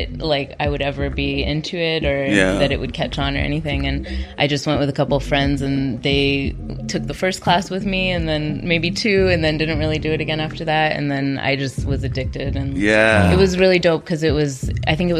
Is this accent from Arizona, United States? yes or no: yes; Tucson, Arizona, United States; moved away as an adult; I am from Tucson.